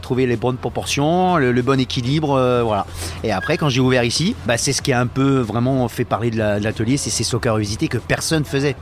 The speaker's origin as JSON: {"language": "French", "area": "Vendée", "region": "Pays de la Loire", "country": "France", "also_born_or_lived": "Côte d'Azur", "moved": "as an adult", "lives_now": "Nice, France", "said": "je suis vendéen"}